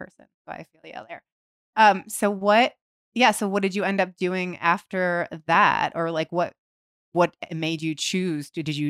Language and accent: English; Ohio, United States; I think too, from growing up in Ohio and like going to Florida